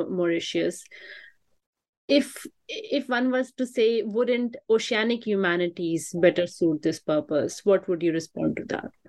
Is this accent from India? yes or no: yes; India; Usually in India, where I'm also from